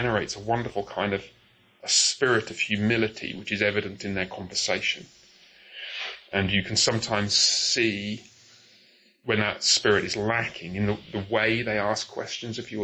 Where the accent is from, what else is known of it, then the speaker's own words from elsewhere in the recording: Coventry, West Midlands, United Kingdom; also born or lived in Haltwhistle, England; I was born up there. I moved to Coventry when I was very young